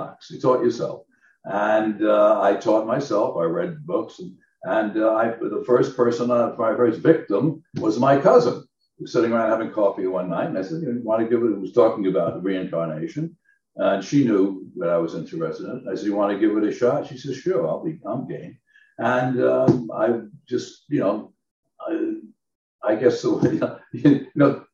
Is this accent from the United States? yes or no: yes; Long Island, New York, United States; now in Southern California, United States; I come from an aviation family, and I'm from Long Island, New York